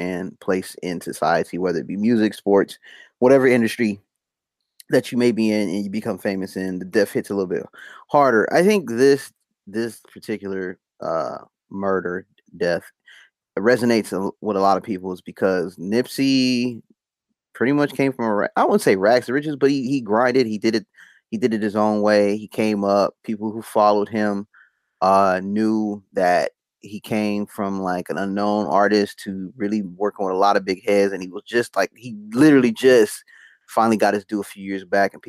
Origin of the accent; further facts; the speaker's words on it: Compton, California, United States; I grew up in Compton